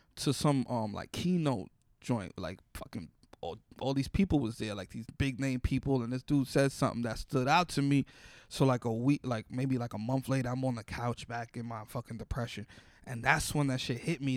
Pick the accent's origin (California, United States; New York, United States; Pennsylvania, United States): New York, United States; New York City; Growing up in the Bronx